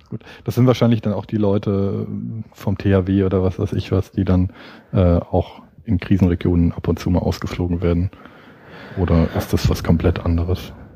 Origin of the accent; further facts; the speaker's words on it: Freiburg, Baden-Württemberg, Germany; now in Berlin, Germany; Jetzt komme ich ursprünglich aus Freiburg